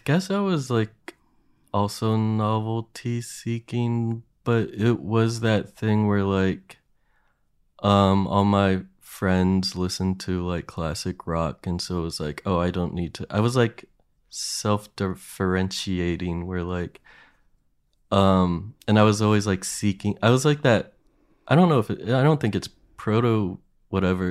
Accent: Williamsport, Pennsylvania, United States; my hometown is, like, known for the Little League World Series

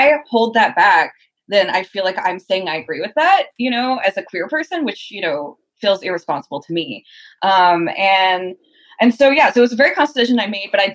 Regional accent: Southern Louisiana, United States; moved away; I'm from like the deep South. I'm from Southern Louisiana

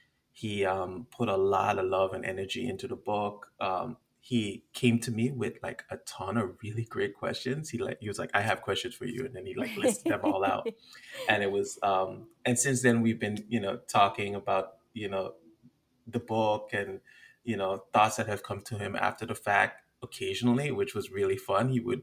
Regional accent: U.S. Virgin Islands; I've also gotten into like some of the monsters and creatures from my Caribbean background. Like I grew up in the Virgin Islands, and there's a bunch of monsters within our folklore that are really fascinating.

